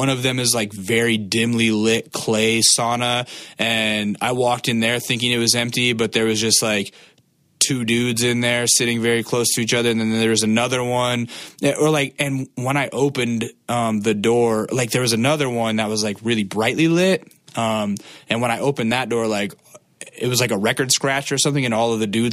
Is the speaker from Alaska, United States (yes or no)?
yes; Alaska, United States; now in California, United States; I grew up in Alaska, but my whole family's from Easton, Pennsylvania